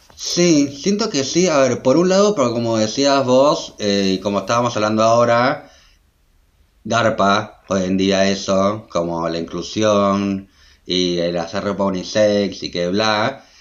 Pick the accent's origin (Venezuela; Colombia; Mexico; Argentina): Argentina; Adrogué, Buenos Aires Province; also born or lived in Berlin; yo soy de Adroé, que es una ciudad que queda como a una hora de Buenos Aires capital